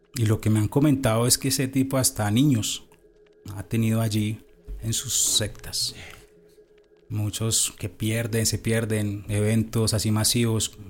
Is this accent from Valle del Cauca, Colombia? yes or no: yes; Cartago, Valle del Cauca, Colombia; Yo estaba eh, estudiando en Cartago Valle, yo soy de Cartago Valle